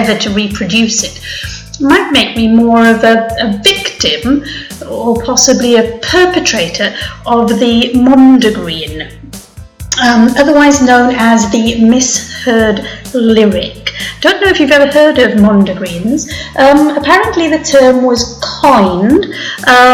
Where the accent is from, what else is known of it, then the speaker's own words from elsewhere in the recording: Wales, United Kingdom; I'm Welsh